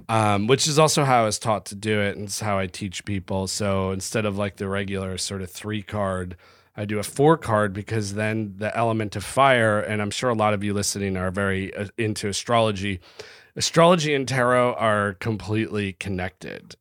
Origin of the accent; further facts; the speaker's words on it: United States; As an American